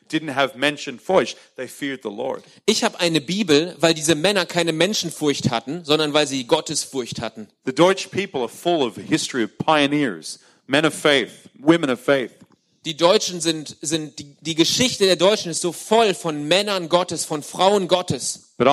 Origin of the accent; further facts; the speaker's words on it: Australia; German is a second language; moved away as an adult; now in Germany; ich bin Austra ich komme aus Australien.